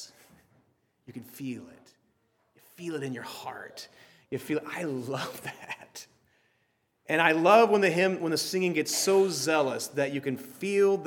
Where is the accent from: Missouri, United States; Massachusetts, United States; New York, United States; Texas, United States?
Texas, United States; I grew up in Texas.